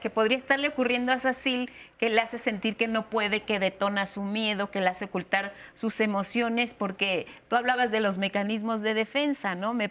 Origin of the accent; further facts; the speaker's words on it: Mexico; en el corte tú mencionabas algo de lo que somos como mexicanos, como sociedad estas conductas aprendidas